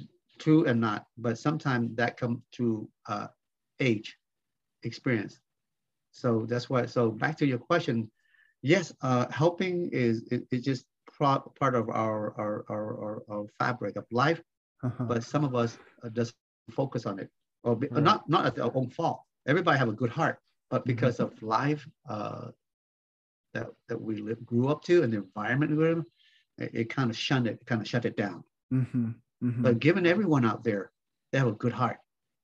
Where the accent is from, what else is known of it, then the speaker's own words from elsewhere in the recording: Salina, Kansas, United States; So that's where the beginning of our growing up in Salina, Kansas.